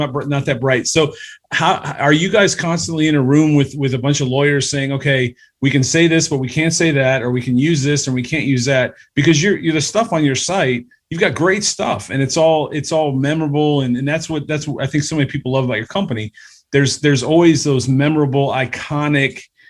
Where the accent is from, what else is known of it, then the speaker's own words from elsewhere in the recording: Cleveland, Ohio, United States; We're from Cleveland